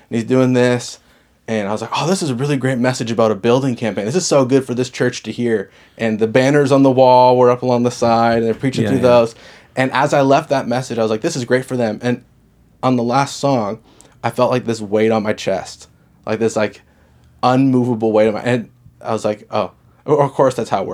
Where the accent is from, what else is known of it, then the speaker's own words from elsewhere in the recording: Dartmouth, Nova Scotia, Canada; moved away as an adult; also born or lived in Halifax; now in Moncton, Canada; I grew up in Dartmouth. I lived in Halifax my whole life in the area